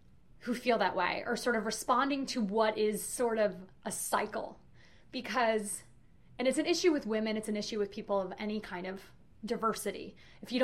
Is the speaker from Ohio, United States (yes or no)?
no; New York City, New York, United States; moved away as an adult; also born or lived in Orlando; I grew up in New York City. And then I moved to Orlando after college.